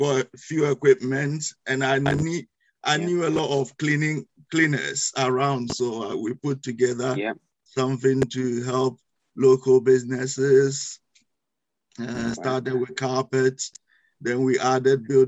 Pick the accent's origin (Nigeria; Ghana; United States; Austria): Ghana; moved away as an adult; now in United Kingdom; as you may notice from my accent, I'm not originally from UK. I'm from West Africa, in Ghana.